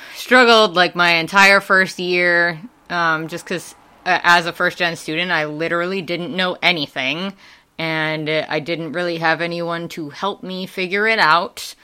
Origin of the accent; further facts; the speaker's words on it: Wisconsin, United States; accent: Wisconsin; moved away; also born or lived in Ansbach, Germany / Tennessee; that's not where I got my accent. That's definitely from Wisconsin. um, and my mom is originally from Wisconsin. So uh, as soon as we left Germany, went back there, spent most of my life there